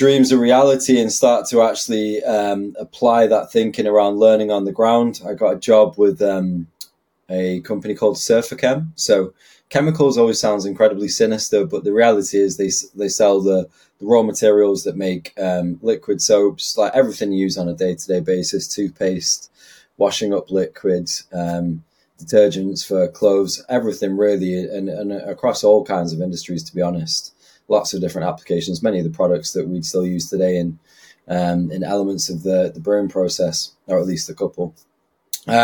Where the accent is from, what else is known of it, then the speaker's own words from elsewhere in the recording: Bradford, Yorkshire and the Humber, United Kingdom; also born or lived in Manchester / Leicester; been living in Bradford. Well, I moved from Manchester when I was about six, so, you know, for the past 12 years